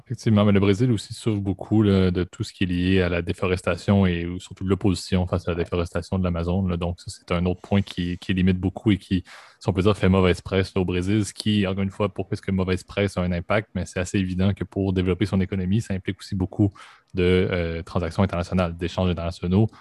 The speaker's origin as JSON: {"language": "French", "region": "Quebec", "country": "Canada", "said": "en tant que bon Québécois que je suis"}